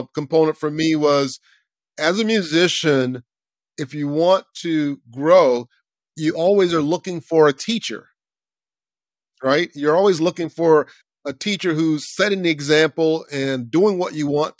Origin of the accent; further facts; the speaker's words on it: Lakeland, Florida, United States; I grew up in Central Florida, Lakeland, Florida